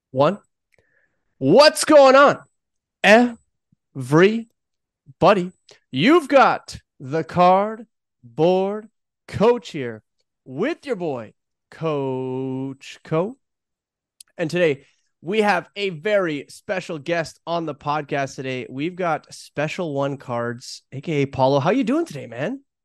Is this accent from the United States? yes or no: no; Toronto, Ontario, Canada; I grew up in Toronto